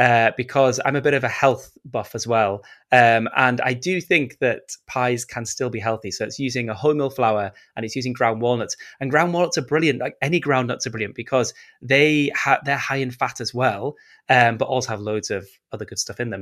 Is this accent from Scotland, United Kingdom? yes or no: no; Yorkshire and the Humber, United Kingdom; I'm actually from Yorkshire, so maybe it's my roots coming back.